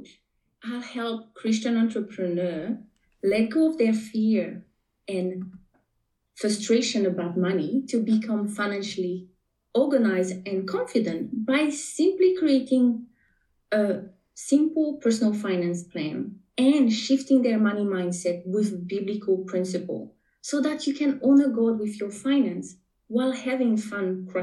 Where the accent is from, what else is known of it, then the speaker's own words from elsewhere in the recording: French Polynesia; first language French; English is a second language; moved away as an adult; now in New Zealand; you may be able to pick up a little bit of an accent. I am from Tahiti, born and raised. So my first language is French. And now I'm talking to you from New Zealand.